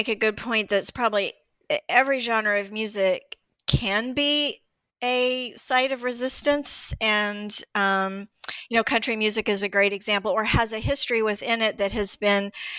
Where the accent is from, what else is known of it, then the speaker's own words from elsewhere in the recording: Greensboro, North Carolina, United States; She grew up in Greensboro, where I grew up in Greensboro, North Carolina, too.